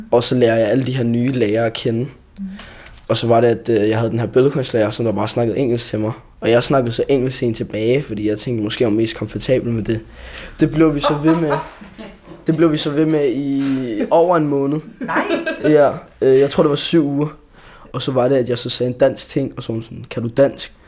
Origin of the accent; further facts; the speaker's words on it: Denmark; jeg føler mig meget mere dansk end somali personligt